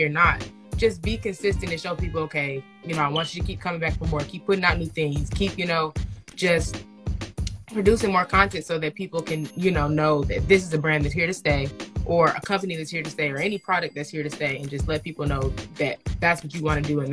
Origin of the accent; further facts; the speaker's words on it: Atlanta, Georgia, United States; I'm from Atlanta, Georgia